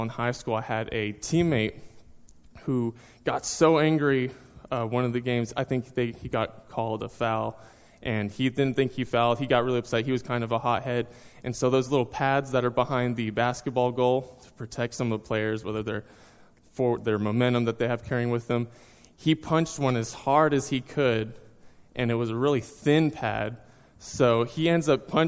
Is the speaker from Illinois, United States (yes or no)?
no; Seminole, Texas, United States; moved away as an adult; also born or lived in Tulsa, Oklahoma; now in North Carolina, United States; I was born and raised in Texas, went all through high school in a small town called Seminole.